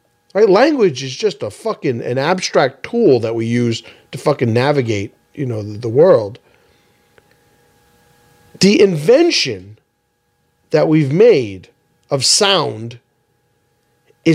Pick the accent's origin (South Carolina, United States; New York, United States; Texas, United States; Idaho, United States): New York, United States; New York City; growing up in the Bronx